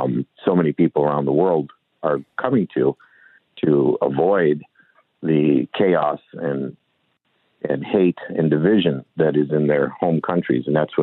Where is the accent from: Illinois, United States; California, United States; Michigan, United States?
Michigan, United States; Detroit; I am of Chaldean ancestry, but I was born in Detroit.